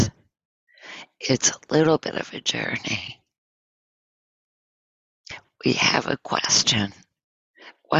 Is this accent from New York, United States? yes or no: yes; Northern New York, United States; moved away; I'm from Northern New York